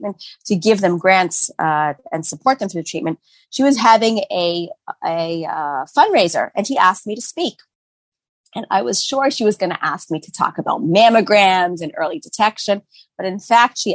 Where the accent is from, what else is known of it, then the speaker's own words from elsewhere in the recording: Boston, Massachusetts, United States; moved away as an adult; now in Israel; I grew up in Boston, and I'm a graduate of Maimonides School